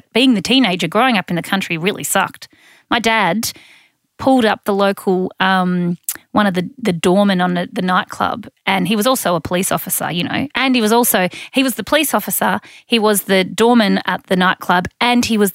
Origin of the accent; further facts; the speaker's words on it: Mildura, Victoria, Australia; I'm from Mildura. I'm a country girl.